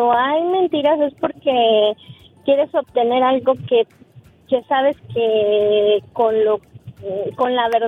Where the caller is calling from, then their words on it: Idaho, United States; de de Idaho.